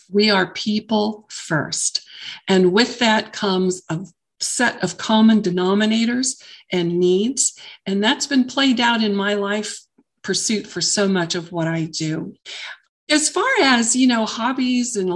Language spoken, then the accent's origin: English; Southern California, United States; moved away as an adult; I grew up in Southern California. I had lived there for the majority of my entire life.